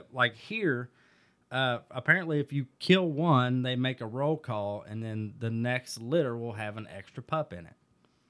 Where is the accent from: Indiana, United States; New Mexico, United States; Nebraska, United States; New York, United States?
Indiana, United States; I'm from Indiana.